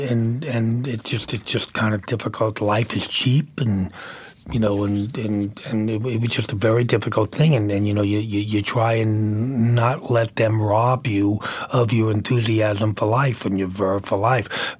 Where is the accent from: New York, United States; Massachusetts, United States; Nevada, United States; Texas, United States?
New York, United States; Brooklyn; also born or lived in Manhattan; I grew up in Brooklyn